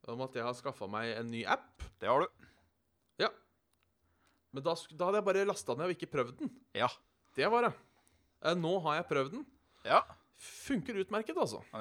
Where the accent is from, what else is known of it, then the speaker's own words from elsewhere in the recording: Haugesund, Rogaland, Norway; For det første er jeg fra Haugasund.